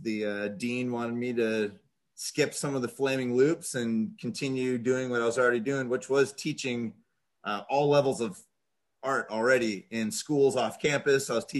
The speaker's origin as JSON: {"language": "English", "town": "Edmonds", "region": "Washington", "country": "United States", "tie": "born or raised there", "said": "Yep. In a little town called Edmonds. And then they moved me way out into the woods and had horses and just kind of lived a little bit of a country life out there being raised by teachers."}